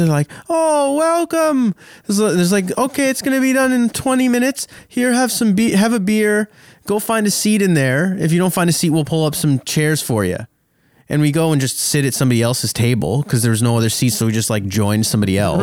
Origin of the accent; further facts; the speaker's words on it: Canada; I do love being Canadian